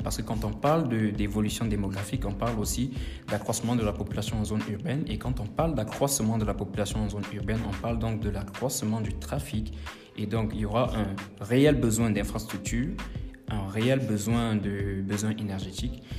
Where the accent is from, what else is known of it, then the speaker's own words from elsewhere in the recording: Cameroon; moved away as an adult; now in Burkina Faso; je suis exactement originaire du Cameroun et je suis arrivé au Burkina Faso en 2017